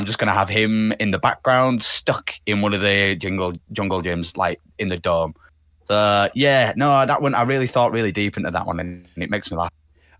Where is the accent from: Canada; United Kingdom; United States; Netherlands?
Canada; Said to him, I was like, we being Canadian, I was like, what team is it that you support?